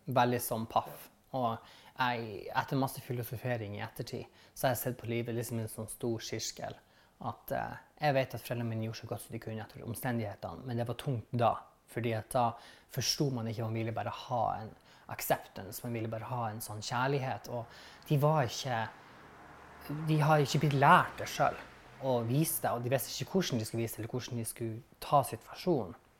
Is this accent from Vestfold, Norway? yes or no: no; Vestvågøy, Nordland, Norway; accent: northern; now in Bergen, Norway; Jeg er fra Vakfjell, Lofoten. Eh, en plass eller en i kommunen som heter Vestvågøy, som er midt imellom Å og Svolvær. Så midt byen der. Der er 11 000 innbyggere, og jeg var vokst opp på en plass